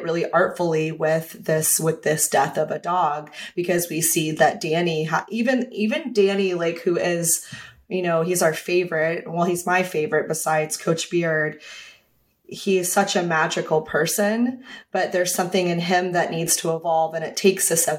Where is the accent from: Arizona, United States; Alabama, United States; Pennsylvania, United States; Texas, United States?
Texas, United States; I'm from Texas